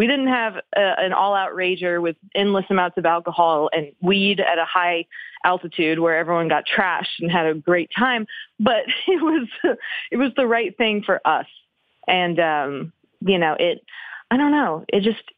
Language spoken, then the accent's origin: English; Oklahoma City, Oklahoma, United States; moved away as an adult; now in Los Angeles, United States; I am actually from Oklahoma City. So I was a kid